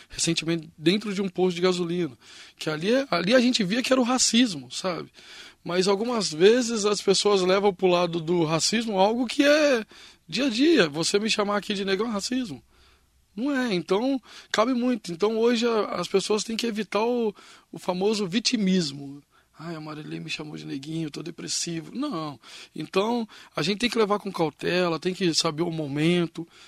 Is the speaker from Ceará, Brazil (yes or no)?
no; Minas Gerais, Brazil; Eu sou criado, eu vim de Minas Gerais, uma cidade pequenininha.